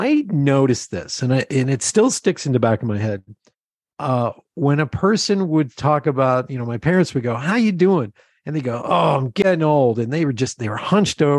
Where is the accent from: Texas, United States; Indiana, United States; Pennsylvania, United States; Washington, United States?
Pennsylvania, United States; Lebanon; I grew up in Lebanon, Pennsylvania, surrounded by farmers.